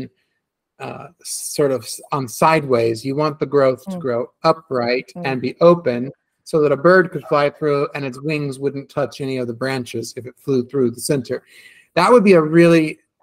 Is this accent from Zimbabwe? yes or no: no; California, United States; when I grew up in California